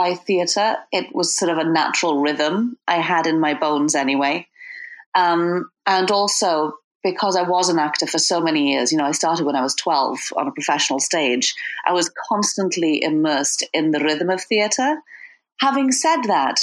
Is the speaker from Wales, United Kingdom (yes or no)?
yes; Wales, United Kingdom; now in Brooklyn, United States; I'm from Wales originally